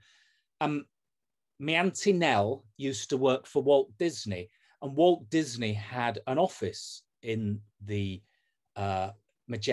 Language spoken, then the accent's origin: English; Leeds, Yorkshire and the Humber, United Kingdom; I'm from Leeds